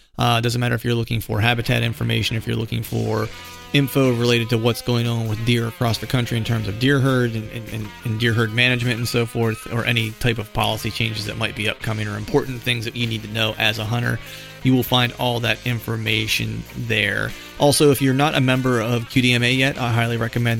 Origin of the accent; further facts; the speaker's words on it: South Central Pennsylvania, United States; also born or lived in Charleston, South Carolina; I grew up in South Central Pennsylvania